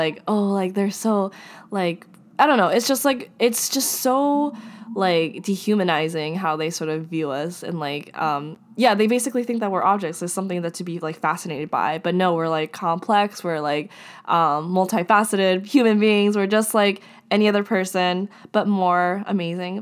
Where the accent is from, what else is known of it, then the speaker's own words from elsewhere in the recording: Japan; I'm from Japan